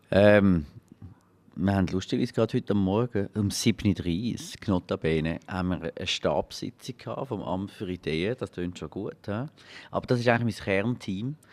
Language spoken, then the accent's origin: German; Glarus, Switzerland; Ich bin Glarner ursprünglich also auf dem Papier.